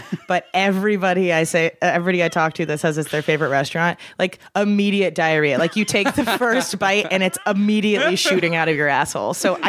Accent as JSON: {"language": "English", "town": "Chicago", "region": "Illinois", "country": "United States", "moved": "as an adult", "lives_now": "California, United States", "said": "I'm from Chicago originally, came out here on a volleyball scholarship, and I've been out here for 14 years."}